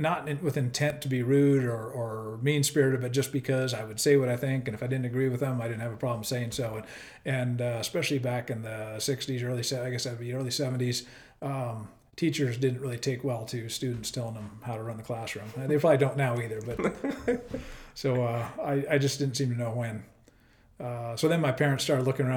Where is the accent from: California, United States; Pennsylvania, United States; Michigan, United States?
California, United States; Sacramento; moved away as an adult; now in Coeur d'Alene, United States; I grew up in Sacramento, California